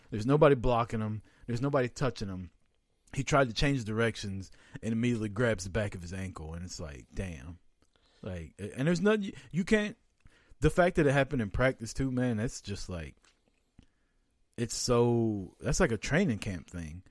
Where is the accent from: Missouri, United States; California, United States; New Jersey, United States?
Missouri, United States; Kansas City; I'm from Kansas City.